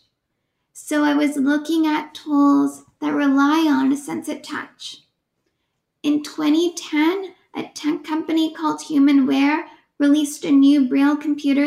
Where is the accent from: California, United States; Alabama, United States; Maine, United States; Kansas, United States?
California, United States; Oakland; I was born and raised in Oakland, California.